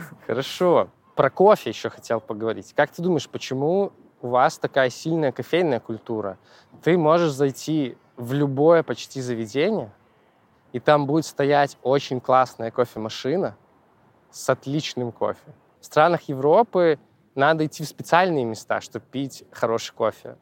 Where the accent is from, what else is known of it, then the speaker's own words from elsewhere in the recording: Belarus; moved away; я из Беларуси